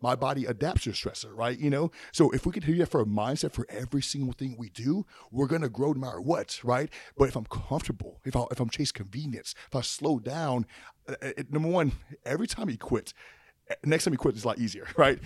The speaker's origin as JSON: {"language": "English", "area": "Opelousas", "region": "Louisiana", "country": "United States", "said": "I'm from Appaloosa, Louisiana."}